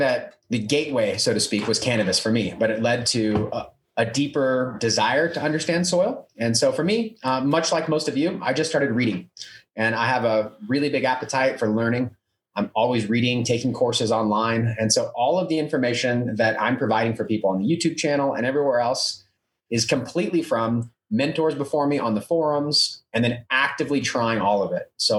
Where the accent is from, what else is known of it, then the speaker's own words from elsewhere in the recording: California, United States; when I moved to Colorado, I was from California, and I really started to grow a lot more.